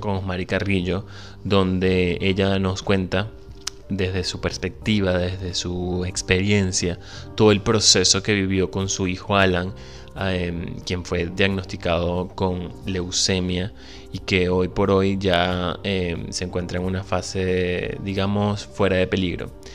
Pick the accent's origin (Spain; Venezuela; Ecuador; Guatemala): Venezuela; moved away; Soy venezolano, emigrante, un ciudadano del mundo y un soñador